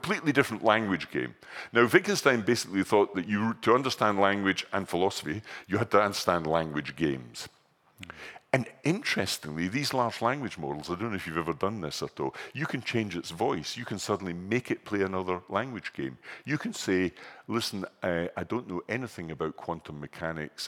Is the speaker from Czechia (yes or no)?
no; Scotland, United Kingdom; I'm from Scotland